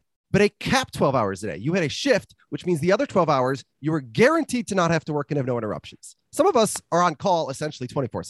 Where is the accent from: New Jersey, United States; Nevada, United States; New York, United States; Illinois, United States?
New York, United States; New York City; So I got two no's and a yes, but I'm from Brooklyn.